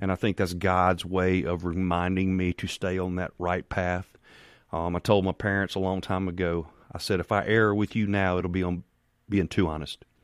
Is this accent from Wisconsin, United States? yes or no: no; Farmhaven, Mississippi, United States; I grew up in Farm Haven, Mississippi